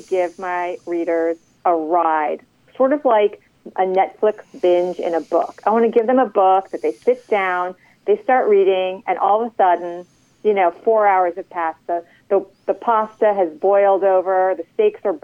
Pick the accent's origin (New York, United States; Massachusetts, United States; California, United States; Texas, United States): New York, United States; now in Washington, D.C., United States; I grew up in New York